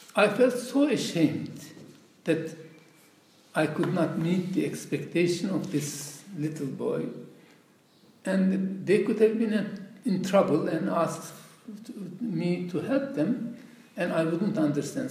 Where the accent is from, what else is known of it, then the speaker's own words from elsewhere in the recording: Belgium; I'm from Belgium